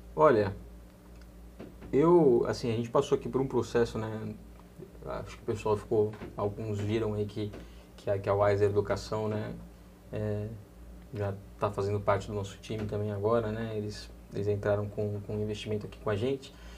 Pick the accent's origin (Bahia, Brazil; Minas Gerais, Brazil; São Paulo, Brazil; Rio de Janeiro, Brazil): São Paulo, Brazil; Santos; now in São Paulo, Brazil; sou de Santos, eu, moro, eu, eu, eu era de Santos, nasci em Santos, mas meu filho já é um paulistinha